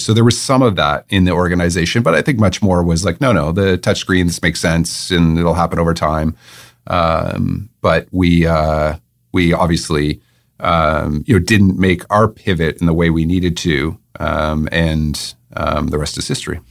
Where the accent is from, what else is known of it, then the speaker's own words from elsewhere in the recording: Waterloo, Ontario, Canada; moved away as an adult; also born or lived in England; I was born in Waterloo